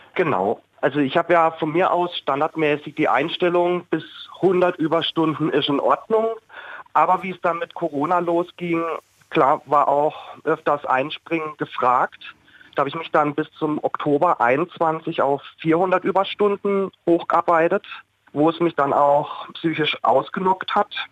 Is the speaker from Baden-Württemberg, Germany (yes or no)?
yes; Oberkirch, Baden-Württemberg, Germany; Ich komme aus Oberkirch, bin gelernter Altenpfleger